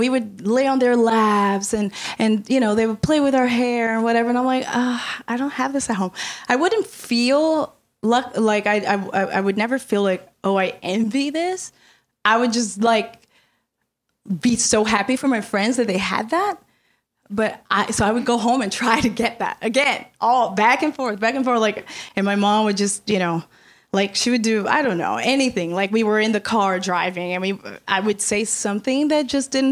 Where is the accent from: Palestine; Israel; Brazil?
Brazil; moved away; I come from Brazil. I was born and raised in Brazil.